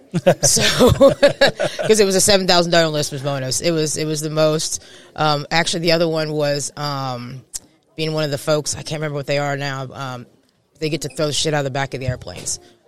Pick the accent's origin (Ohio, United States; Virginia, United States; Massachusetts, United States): Virginia, United States; Newport News; born there; also born or lived in Puerto Rico / Texas / California / Japan; So, well, I was born in Newport News, Virginia. I'm a Navy brat, so I'm kind of from all over. I've been Puerto Rico, Texas, California, Japan